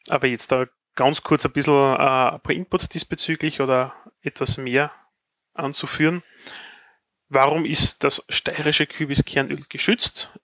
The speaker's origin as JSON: {"language": "German", "region": "Styria", "country": "Austria", "said": "bei uns in der Steiermark"}